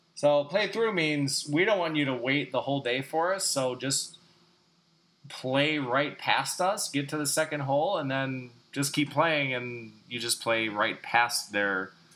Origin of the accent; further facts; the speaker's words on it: Greendale, Wisconsin, United States; from my hometown, Greendale